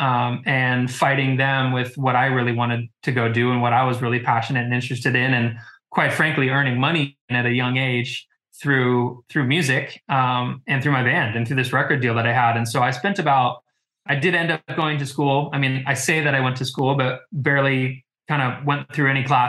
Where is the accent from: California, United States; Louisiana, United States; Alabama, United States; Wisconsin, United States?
California, United States; Orange County; born or raised there